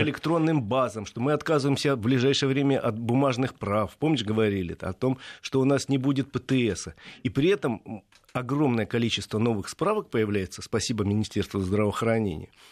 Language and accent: Russian; Moscow, Russia; я москвич